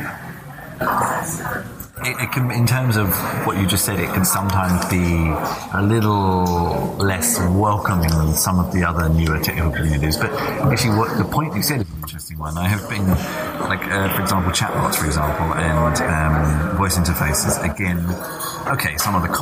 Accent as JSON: {"language": "English", "country": "Australia", "said": "I'm also Australian"}